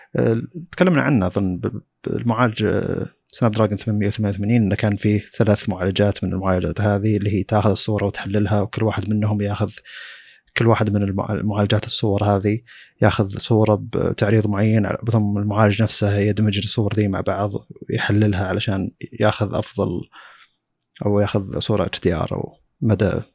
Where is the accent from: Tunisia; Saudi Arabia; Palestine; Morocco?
Saudi Arabia; عندنا في السعوديه